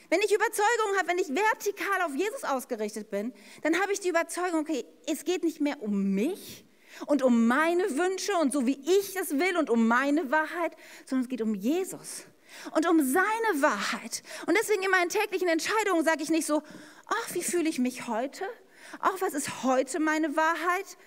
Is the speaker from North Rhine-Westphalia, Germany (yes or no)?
yes; Ennepetal, North Rhine-Westphalia, Germany; ich bin ja in der Stadt Ennepetal aufgewachsen